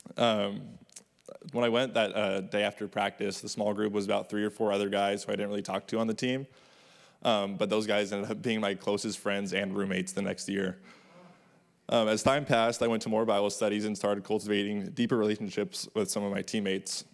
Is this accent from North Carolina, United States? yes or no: no; Orange County, California, United States; Growing up in Orange County